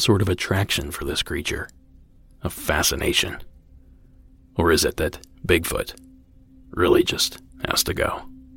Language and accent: English; Ohio, United States; my home state, and get this, practically from my hometown